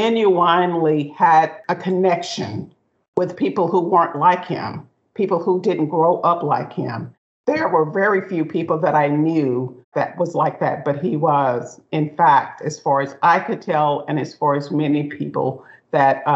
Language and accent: English; Gould, Arkansas, United States; born or raised there